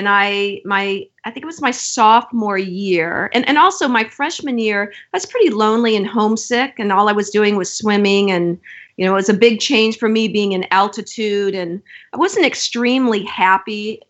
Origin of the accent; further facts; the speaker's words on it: Florida, United States; And I came from Florida on a swimming scholarship.